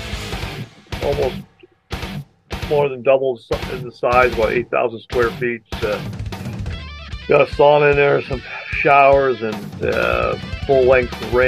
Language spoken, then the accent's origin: English; British Columbia, Canada; being from British Columbia